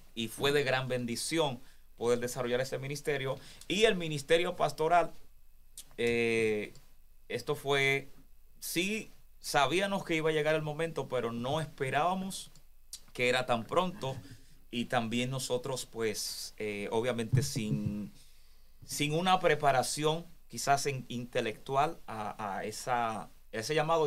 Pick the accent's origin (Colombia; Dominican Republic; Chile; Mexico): Dominican Republic; moved away as an adult; also born or lived in Santo Domingo; Cuando yo estaba en Santo Domingo, yo estaba a tiempo completo